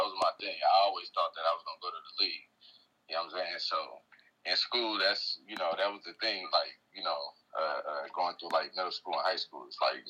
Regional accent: New Orleans, Louisiana, United States; when I came from New Orleans and I, you know, came, you know, I was living in Englewood at that time.

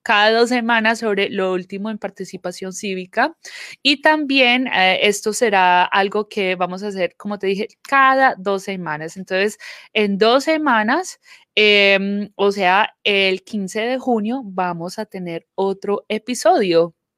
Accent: Colombia; now in Georgia, United States; crecí viendo en Colombia, eh, el día de las elecciones son el durante el fin de semana

